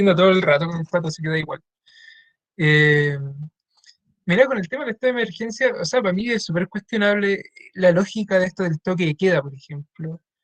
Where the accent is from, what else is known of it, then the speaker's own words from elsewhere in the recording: La Calera, Valparaíso, Chile; en Calera, que es en mi pueblo